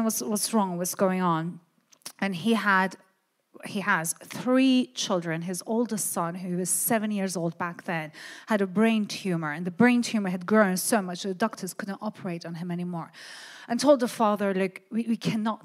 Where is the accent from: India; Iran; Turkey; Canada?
Iran; I come from Iran, from a Christian family. So I was born as a Christian, as a Syrian